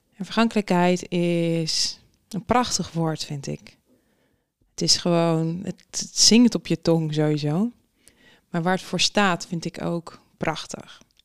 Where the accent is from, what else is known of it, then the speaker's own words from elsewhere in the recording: Netherlands; wij als Nederlanders